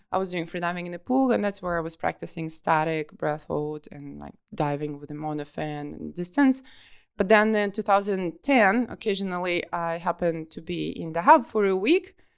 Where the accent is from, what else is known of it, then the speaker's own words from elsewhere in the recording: Kharkiv, Kharkiv Oblast, Ukraine; moved away as an adult; also born or lived in Dahab, Egypt; I'm from Kharkiv, from the city which is eight hundred kilometers away from the sea